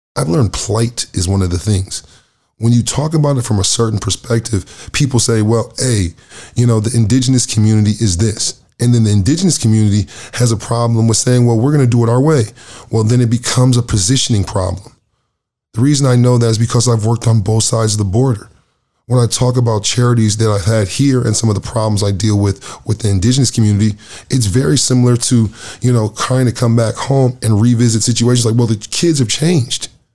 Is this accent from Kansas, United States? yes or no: no; Lansing, Michigan, United States; now in Canada; My hometown heroes from Lansing, Michigan